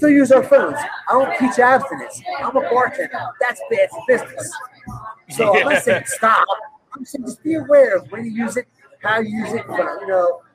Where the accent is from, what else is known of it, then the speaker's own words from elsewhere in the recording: South Jersey near Atlantic City, New Jersey, United States; I grew up in South Jersey near Atlantic City, so I grew up on the beaches